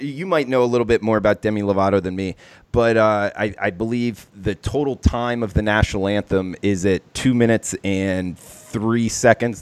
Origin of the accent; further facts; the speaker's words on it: South Florida, United States; I grew up in South Florida